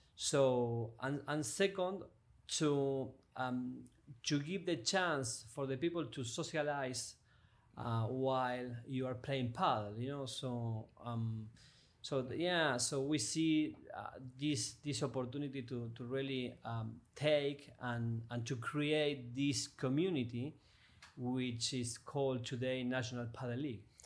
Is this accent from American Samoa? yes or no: no; Argentina; moved away as an adult; also born or lived in France / Mexico; now in Miami, United States; I come from Argentina